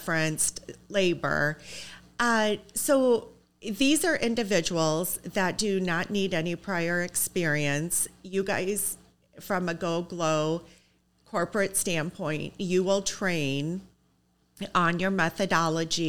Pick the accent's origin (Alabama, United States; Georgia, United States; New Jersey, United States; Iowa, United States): Iowa, United States; I'm from Iowa